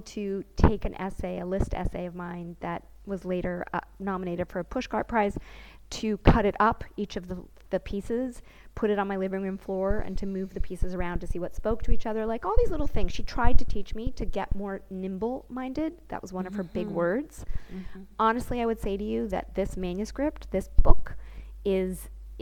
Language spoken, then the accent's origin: English; United States; first language English; moved away as an adult; now in Israel; I'm American.